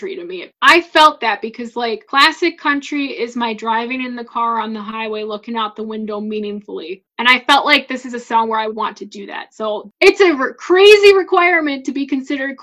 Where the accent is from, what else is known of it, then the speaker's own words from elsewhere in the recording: Midwest, United States; I'm from the Midwest and I haven't traveled much outside of the Midwest